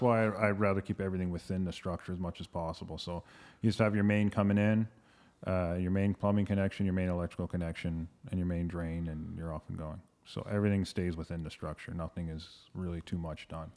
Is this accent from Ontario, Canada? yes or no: yes; London, Ontario, Canada; moved away as an adult; now in Toronto, Canada; Graduated from Fanshawe College in London, Ontario, my hometown, born and raised.